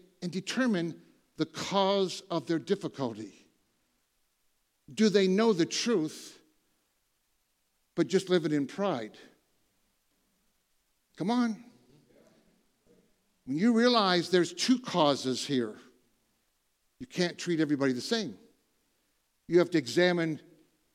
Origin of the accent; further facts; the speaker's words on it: Michigan, Ohio, Midwest, United States; moved away; I grew up in Michigan, Ohio, you know, all my relatives farmers